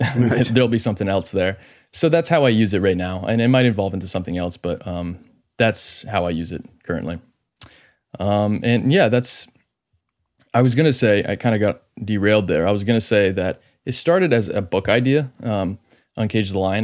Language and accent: English; Maine, United States; I'm from Maine